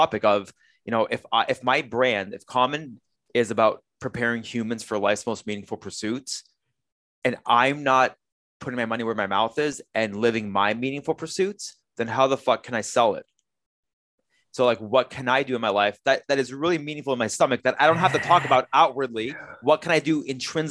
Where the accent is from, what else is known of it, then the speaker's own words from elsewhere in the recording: Canada; I was born here in Canada